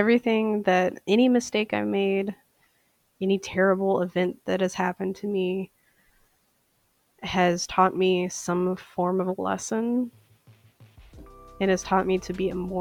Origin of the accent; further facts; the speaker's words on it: St. Paul, Minnesota, United States; I am from St. Paul, Minnesota.